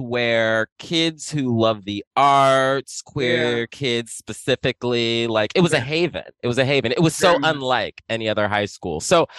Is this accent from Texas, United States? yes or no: no; Columbus, Ohio, United States; We're both from the Midwest, like most of the girls on the show, but we're both from Columbus, Ohio, and we went to the same high school.